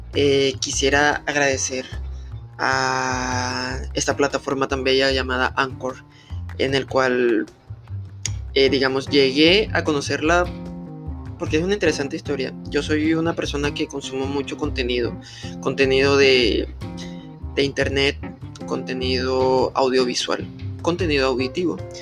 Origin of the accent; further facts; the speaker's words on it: Colombia; soy del país de Colombia